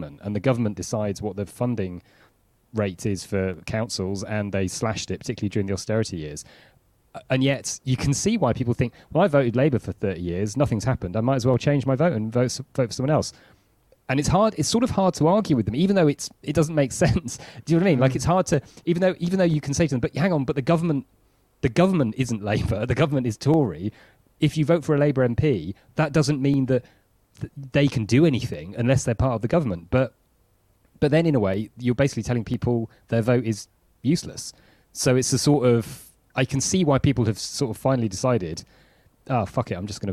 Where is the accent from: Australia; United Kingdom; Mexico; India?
United Kingdom; Wakefield, Yorkshire and the Humber; I grew up in Wakefield